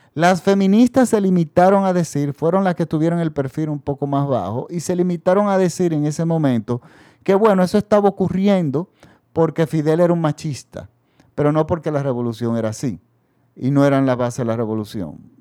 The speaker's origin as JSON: {"language": "Spanish", "country": "Dominican Republic", "said": "en mi país el dictador Balaguer se había perpetuado"}